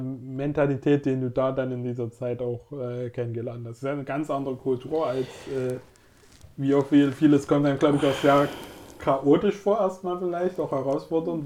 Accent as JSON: {"language": "German", "country": "Germany", "said": "als Deutsche"}